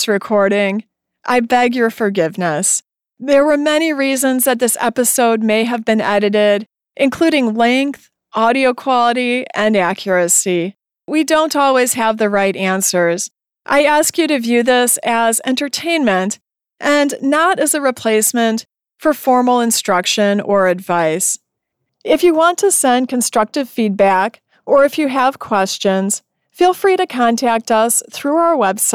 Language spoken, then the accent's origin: English; Michigan, United States; I'm from Michigan in the United States